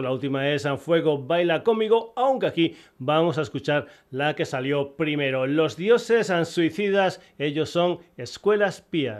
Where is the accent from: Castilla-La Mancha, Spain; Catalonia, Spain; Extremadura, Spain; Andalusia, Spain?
Extremadura, Spain; Soy extremeño